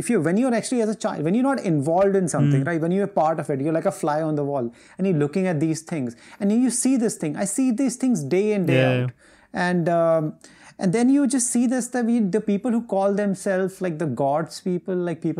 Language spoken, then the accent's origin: English; India; We're Indian people